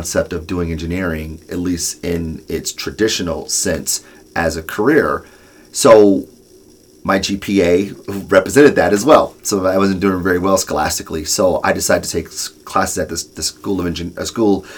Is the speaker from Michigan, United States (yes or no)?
yes; Detroit, Michigan, United States; I'm born and raised in Detroit, product from the city